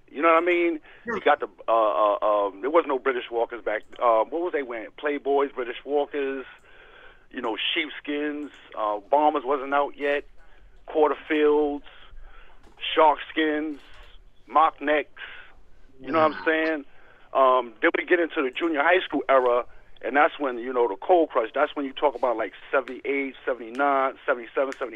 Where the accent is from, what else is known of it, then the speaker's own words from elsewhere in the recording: Baltimore, Maryland, United States; I'm coming from Baltimore